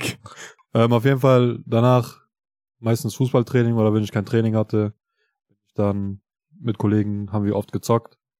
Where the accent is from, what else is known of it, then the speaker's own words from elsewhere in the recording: Kosovo; ich komme ja aus Kosovo